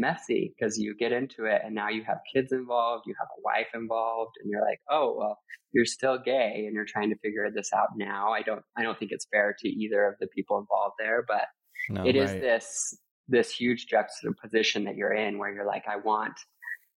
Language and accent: English; Utah, United States; also born or lived in Los Angeles / Costa Rica; I grew up Mormon in Utah